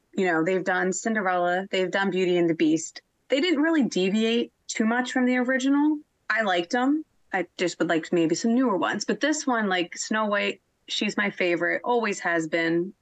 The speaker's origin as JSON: {"language": "English", "area": "outside of Philadelphia", "region": "Pennsylvania", "country": "United States", "tie": "born or raised there", "said": "I've grown up outside of Philadelphia"}